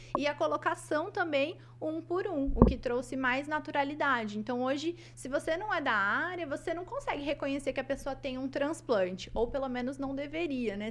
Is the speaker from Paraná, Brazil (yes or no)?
yes; Maringá, Paraná, Brazil; eu nasci aqui em Maringá, então eu sou da cidade de Maringá. É, cresci aqui